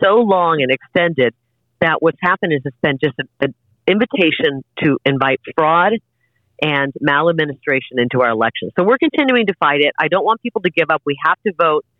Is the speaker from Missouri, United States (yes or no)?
no; Iowa, United States; moved away; a girl like me growing up in Iowa when I was a kid